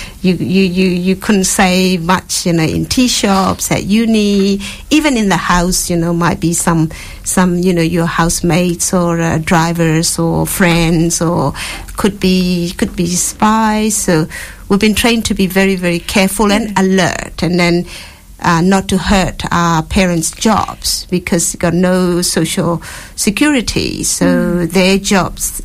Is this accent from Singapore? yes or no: no; Myanmar; moved away as an adult; also born or lived in Australia; now in Perth, Australia; I was born and brought up in Myanmar. I've been here 35 years in Australia.